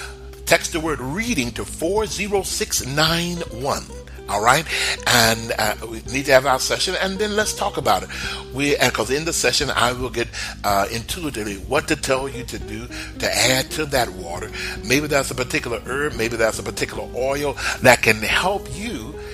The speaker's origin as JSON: {"language": "English", "region": "Texas", "country": "United States", "tie": "born or raised there", "said": "I remember when I was growing up in Texas and I was a little boy and I could cut the grass"}